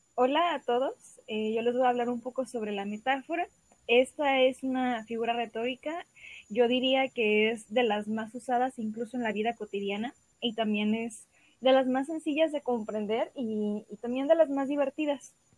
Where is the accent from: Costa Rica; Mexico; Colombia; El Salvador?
Mexico; Guadalajara, Jalisco; soy de Guadalajara, Jalisco